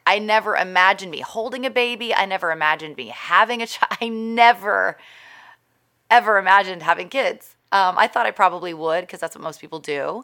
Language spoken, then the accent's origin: English; Texas, United States; moved away; also born or lived in California / New York; my hometown is in Texas